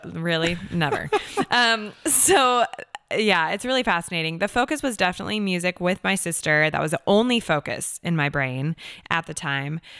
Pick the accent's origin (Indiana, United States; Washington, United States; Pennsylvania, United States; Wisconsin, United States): Washington, United States; Seattle; moved away as an adult; also born or lived in Los Angeles, California / New York; now in Nashville, United States; I am originally from Seattle, Washington, born and raised. and I grew up there